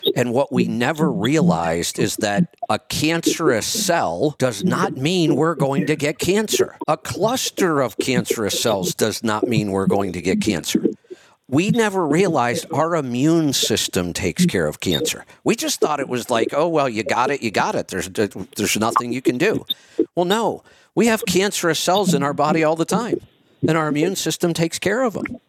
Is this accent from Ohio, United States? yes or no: yes; Streetsboro, Ohio, United States; also born or lived in Salem, Ohio; I grew up in Streetsboro